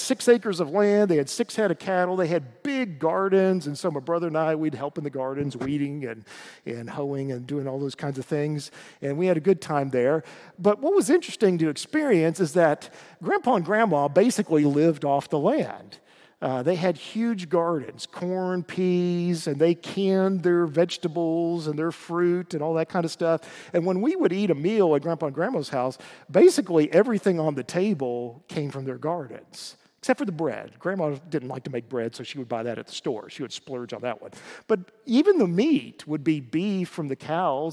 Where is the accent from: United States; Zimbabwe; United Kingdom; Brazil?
United States; East Tennessee; I grew up in East Tennessee, God's country